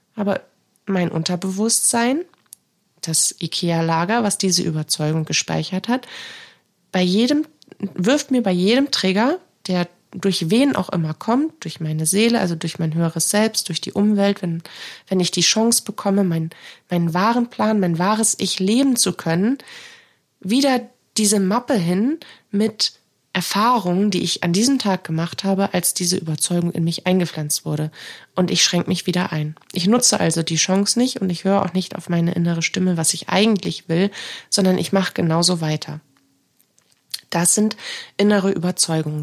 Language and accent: German; Northern Germany, Germany; bei uns im Norden